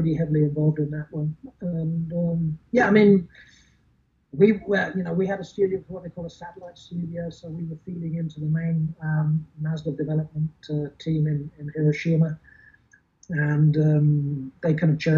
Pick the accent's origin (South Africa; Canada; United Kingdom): United Kingdom; England; moved away as an adult; also born or lived in Germany; growing up in England, going to college, moving to Germany